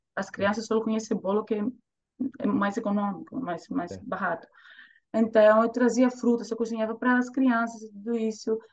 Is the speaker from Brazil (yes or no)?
no; Thessaloniki, Central Macedonia, Greece; accent: Greek; Portuguese is a second language; moved away as an adult; now in Zurich, Switzerland; cresci em Grécia, né? Cresci na Grécia